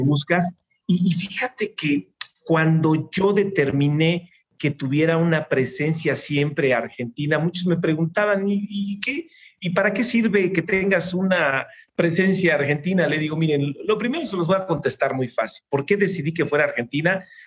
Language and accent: Spanish; Mexico